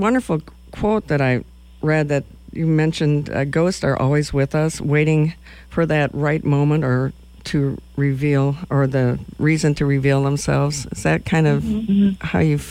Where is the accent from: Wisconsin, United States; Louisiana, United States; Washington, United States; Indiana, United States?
Wisconsin, United States; Madison; now in Lincoln, United States; my hometown, Madison, Wisconsin